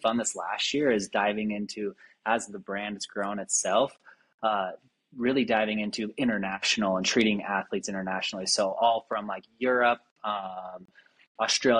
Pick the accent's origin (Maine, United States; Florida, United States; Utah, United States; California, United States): Utah, United States; Salt Lake City; I grew up here in Salt Lake hunting